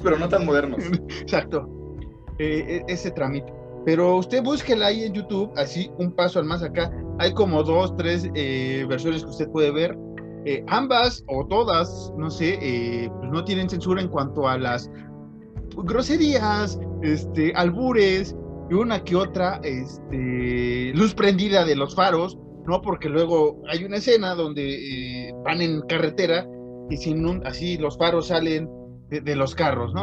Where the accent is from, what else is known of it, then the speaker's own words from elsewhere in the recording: Mexico; somos mexicanos